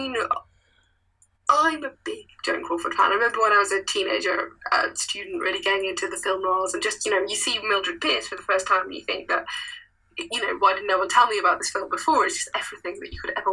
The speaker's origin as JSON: {"language": "English", "country": "United Kingdom", "said": "as a British"}